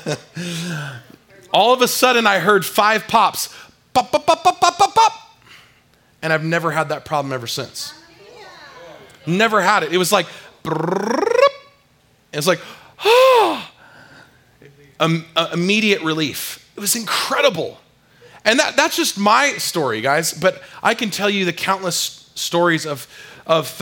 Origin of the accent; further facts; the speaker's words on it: San Diego, California, United States; I grew up in San Diego, California, and I swam a lot